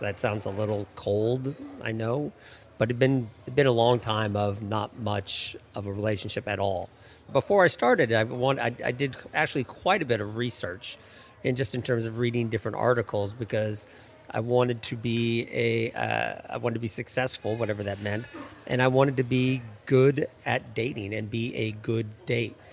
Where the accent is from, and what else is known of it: Seattle, Washington, United States; moved away as an adult; now in Washington, D.C., United States